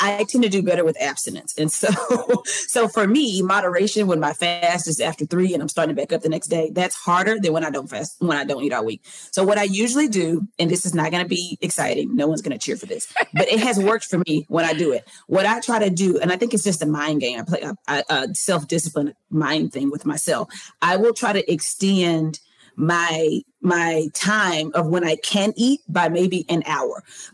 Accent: the South, United States; I'm from the South.

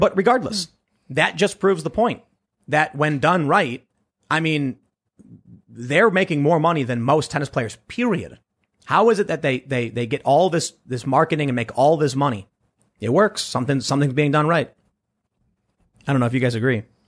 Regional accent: Chicago, Illinois, United States; moved away as an adult; also born or lived in New York / Los Angeles; growing up in Chicago, moving, living in New York

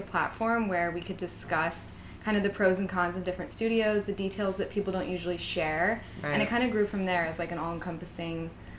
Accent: Michigan, United States; moved away as an adult; also born or lived in Chicago; now in New York, United States; I am originally from Michigan. Cool. I'm 25 years old. Grew up there my whole life. Lived in Chicago for a little bit after graduating from University of Michigan. And now here I am in New York.

